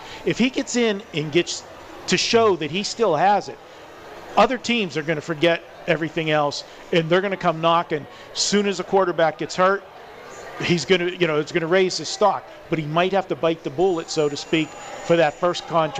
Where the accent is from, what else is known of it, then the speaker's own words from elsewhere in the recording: Pittsburgh, Pennsylvania, United States; I'm from Pittsburgh.